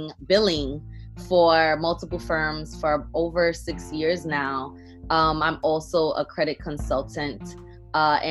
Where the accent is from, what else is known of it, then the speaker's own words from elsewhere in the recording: New York City, New York, United States; also born or lived in Port-au-Prince, Haiti; I am from Brooklyn, New York, but I was actually born in Haiti, Port-au-Prince, Haiti. I came here as a young kid. I believe I was second grade, whatever age that was. And I've been, you know, in Brooklyn ever since.